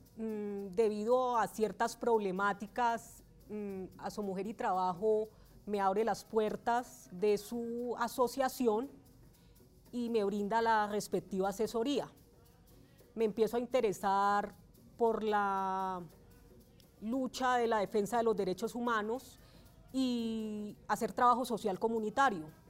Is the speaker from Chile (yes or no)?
no; Valle del Cauca, Colombia; moved away as an adult; now in Bogotá, Colombia; soy oriunda del Valle del Cauca. Llego a la ciudad de Bogotá en el año 2009